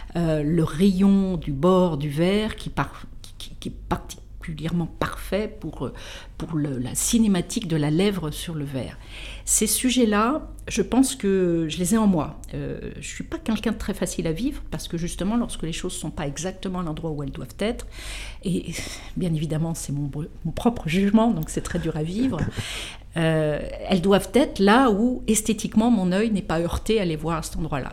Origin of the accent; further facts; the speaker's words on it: Versailles, Île-de-France, France; je suis née à Versailles, j'ai fait toutes mes études à Versailles